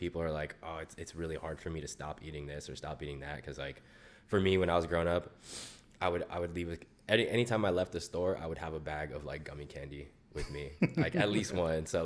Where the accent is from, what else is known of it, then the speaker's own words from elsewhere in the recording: Foster City, California, United States; I grew up in the Bay Area. So I'm from San Mateo. Specifically, I grew up in Foster City for the first like 18 years of my life.